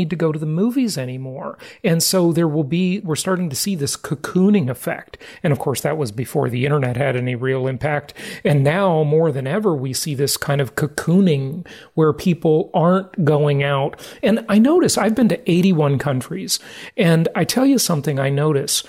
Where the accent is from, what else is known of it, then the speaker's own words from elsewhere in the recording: Los Angeles, California, United States; now in Florida, United States; I grew up in Los Angeles, California